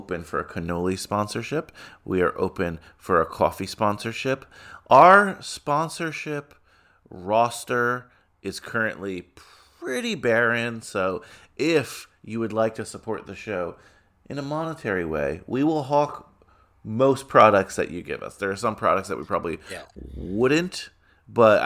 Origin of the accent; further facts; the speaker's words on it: New York City, New York, United States; being a New Yorker